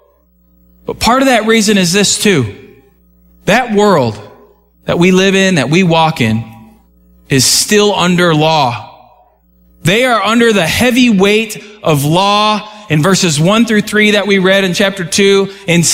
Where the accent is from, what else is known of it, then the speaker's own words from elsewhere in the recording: United States; I didn't choose America. But I was born here